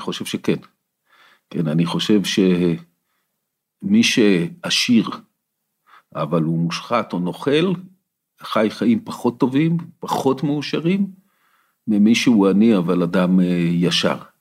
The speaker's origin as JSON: {"language": "Hebrew", "town": "Ramot HaShavim", "region": "Central District", "country": "Israel", "tie": "born or raised there", "also_born_or_lived": "Kfar Saba", "said": "גדלתי ברמות השבים"}